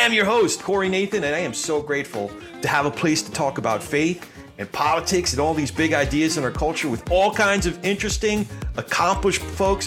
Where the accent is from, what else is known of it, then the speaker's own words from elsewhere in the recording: New Jersey, United States; moved away; John and I grew up together in Central Jersey, … country